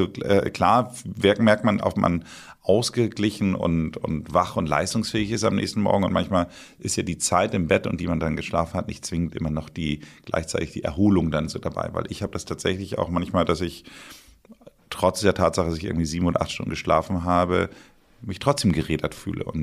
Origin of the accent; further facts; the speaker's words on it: Northern Germany, Germany; now in Bad Tölz, Germany; ich bin ja Norddeutscher und bin natürlich auch immer wieder gerne in Hamburg.